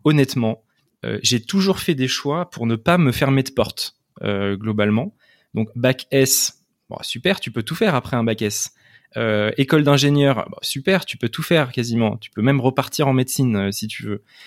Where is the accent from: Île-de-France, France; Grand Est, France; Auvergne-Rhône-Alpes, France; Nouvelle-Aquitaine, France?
Île-de-France, France; Le Chesnay; Je suis né au Chénet, dans les Yvelines